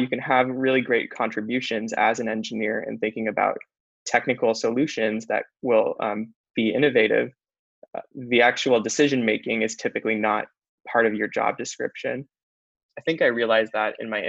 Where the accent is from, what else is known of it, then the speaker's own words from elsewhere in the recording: Los Angeles, California, United States; I grew up in Los Angeles